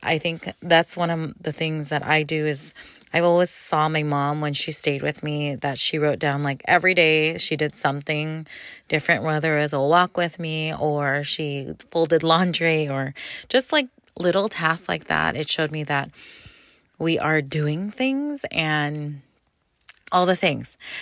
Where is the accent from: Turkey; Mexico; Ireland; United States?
United States; California; I'm from California